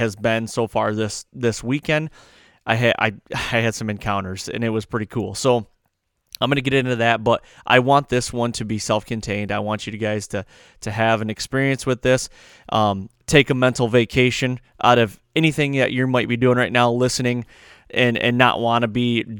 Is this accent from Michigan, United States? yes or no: yes; Michigan, United States; I'm from Michigan